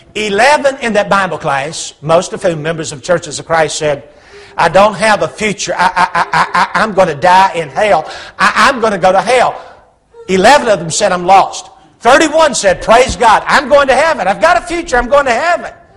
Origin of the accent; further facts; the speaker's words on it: Huntsville, Alabama, United States; moved away as an adult; now in Hendersonville, United States; I grew up over here in Huntsville, about 50 miles away.